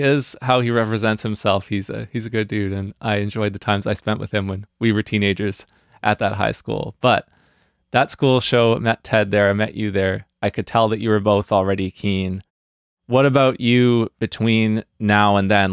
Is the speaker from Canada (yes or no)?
yes; New Westminster, British Columbia, Canada; my hometown of New Westminster, B C